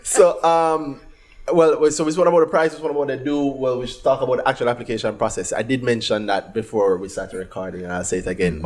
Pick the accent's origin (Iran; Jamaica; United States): Jamaica; We're from Jamaica